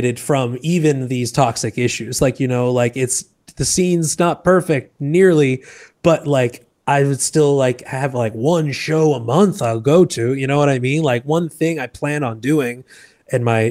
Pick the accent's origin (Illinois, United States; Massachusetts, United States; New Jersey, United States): Massachusetts, United States; Boston; moved away as an adult; also born or lived in New York / Los Angeles; now in Puerto Rico; I'm originally from Boston